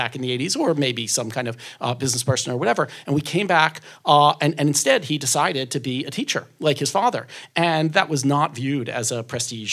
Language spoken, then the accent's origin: English; Philadelphia, Pennsylvania, United States; I grew up in Philadelphia